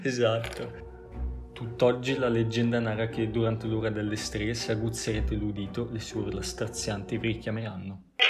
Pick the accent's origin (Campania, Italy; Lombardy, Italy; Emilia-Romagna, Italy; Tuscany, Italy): Lombardy, Italy; Bergamo; noi bergamaschi